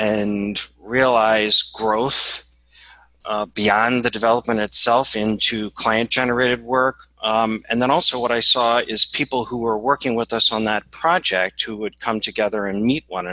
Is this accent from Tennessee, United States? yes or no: no; New Orleans, Louisiana, United States; now in New York, United States; I'm sitting in New York, which is where I'm based. And I'm originally from New Orleans.